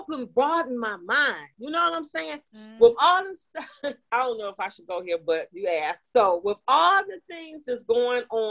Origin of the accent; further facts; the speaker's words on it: Detroit, Michigan, United States; now in Texas, United States; I grew up in Detroit, right across the street from Canada